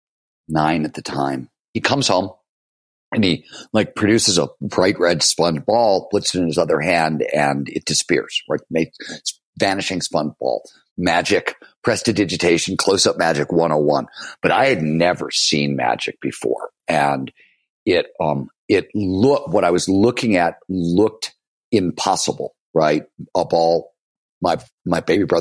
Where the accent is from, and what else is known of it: Cleveland, Ohio, United States; born or raised there; also born or lived in Chicago, Illinois